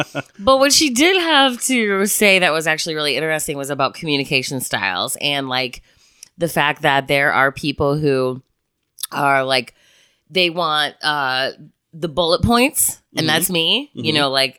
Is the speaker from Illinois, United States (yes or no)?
yes; Chicago, Illinois, United States; I'm also from Chicago, so it makes me a rather direct human being.